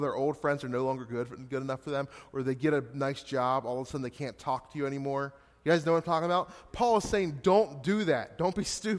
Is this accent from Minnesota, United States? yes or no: no; Hanover, Pennsylvania, United States; moved away as an adult; also born or lived in Gettysburg, Pennsylvania; now in Scranton, United States; I was just in my hometown, Hanover, 2 weeks ago